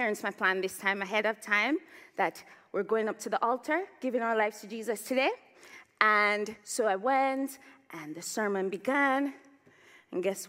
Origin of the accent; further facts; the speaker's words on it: Jamaica; also born or lived in Toronto, Canada; now in Oxford, United Kingdom; growing up in Jamaica